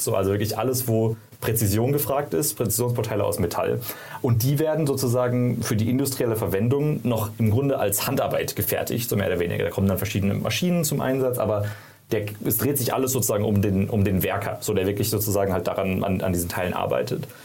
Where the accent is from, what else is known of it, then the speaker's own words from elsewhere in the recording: Karlsruhe, Baden-Württemberg, Germany; moved away as an adult; also born or lived in San Francisco; ich komme ursprünglich aus Karlsruhe, habe da studiert